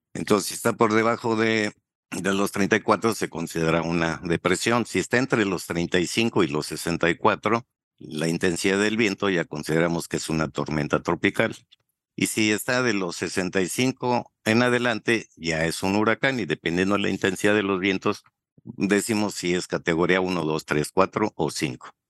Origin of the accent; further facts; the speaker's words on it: Torreón, Coahuila, Mexico; moved away as an adult; also born or lived in Mexico City / Chihuahua / Cozumel; regresé a, mi tierra, aquí a Torreón